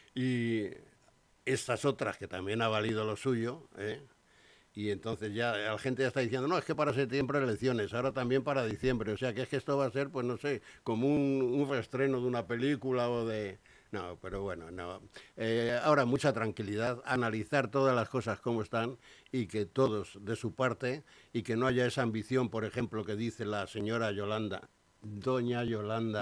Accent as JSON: {"language": "Spanish", "country": "Spain", "said": "somos así los españoles"}